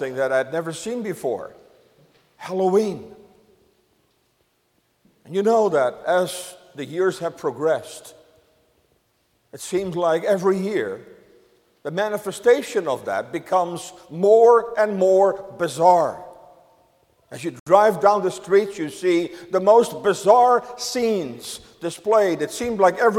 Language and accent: English; Netherlands; now in United States; When I grew up in the Netherlands